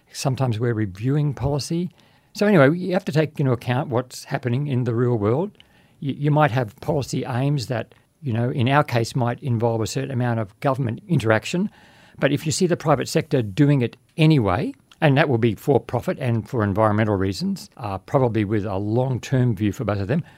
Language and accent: English; Babinda, Queensland, Australia; also born or lived in Innisfail / Townsville; I was born in Babinda and went to the various schools, finishing at Innisfail High